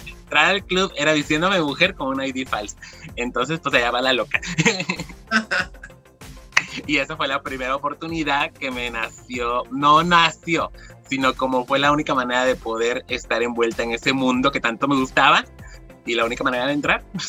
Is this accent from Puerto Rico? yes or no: no; Mexico; now in California, United States; siendo latina, mexicana, luego no hablas bien el idioma en esos tiempos